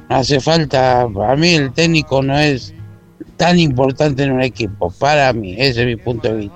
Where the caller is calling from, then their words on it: Buenos Aires, Argentina; Hola Ramiro … de Villa del Parque.